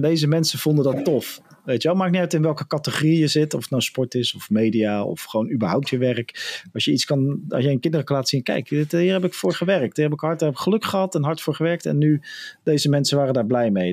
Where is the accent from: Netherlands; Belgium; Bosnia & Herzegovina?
Netherlands